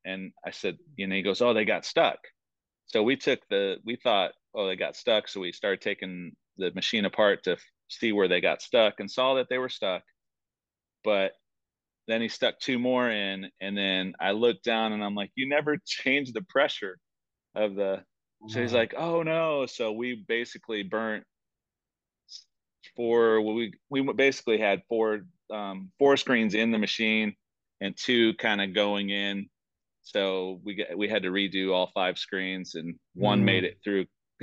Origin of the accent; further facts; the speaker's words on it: Toledo, Ohio, United States; now in Rock Hill, United States; I'm originally from Toledo, Ohio